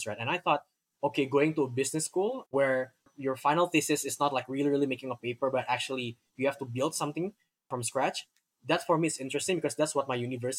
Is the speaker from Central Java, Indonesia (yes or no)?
no; Jakarta, Indonesia; So I grew up in Jakarta, been here my whole life